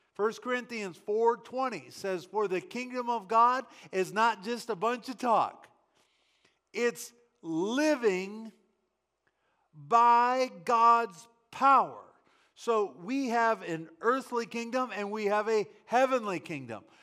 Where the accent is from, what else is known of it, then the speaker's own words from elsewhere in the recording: United States; I am an American